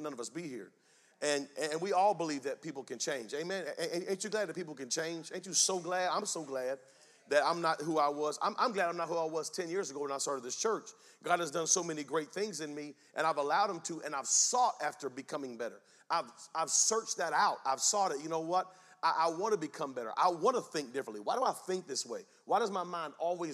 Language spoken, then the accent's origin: English; Spring Lake, North Carolina, United States; I'm from Spring Lake, North Carolina